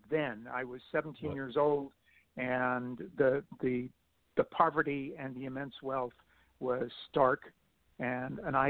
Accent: Los Angeles, California, United States; also born or lived in Bucharest, Romania; I grew up in Los Angeles, but I was born in Bucharest.

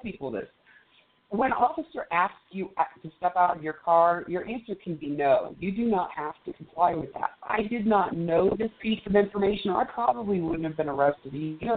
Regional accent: Oklahoma, United States; moved away; also born or lived in New Mexico / Colorado; I just came from Oklahoma, which is my home state.

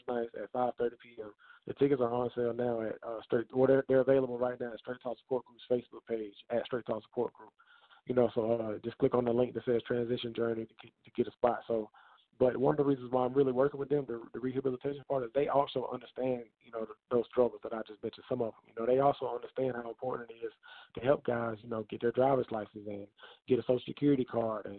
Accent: Durham, North Carolina, United States; I'm from Durham, born and raised in Durham

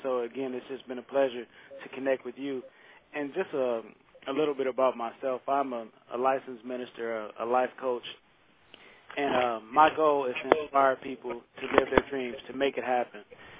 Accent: Saginaw, Michigan, United States; now in Nashville, United States; I come from Saginaw, Michigan, and it's a really a small town, an impoverished city, and I kind of struggled along, not living my dream, just kind of being like everyone else, and going through the ups and downs of life, and then I moved here to Nashville, Tennessee, where I currently reside.

